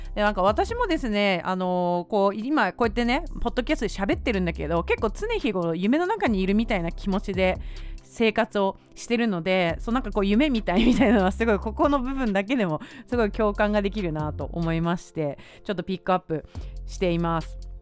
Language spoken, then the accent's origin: Japanese; Tokyo, Japan; 私はあの東京出身